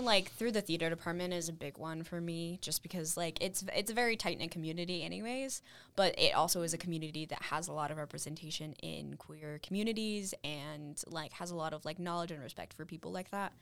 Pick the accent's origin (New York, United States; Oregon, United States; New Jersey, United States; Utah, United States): Utah, United States; Salt Lake City; now in Cedar City, United States; I'm from Salt Lake originally